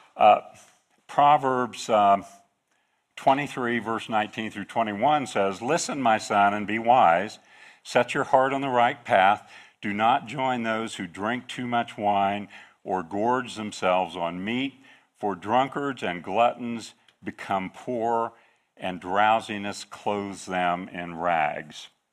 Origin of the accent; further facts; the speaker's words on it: northeastern Kansas, United States; I grew up in the Midwest on a farm in northeastern Kansas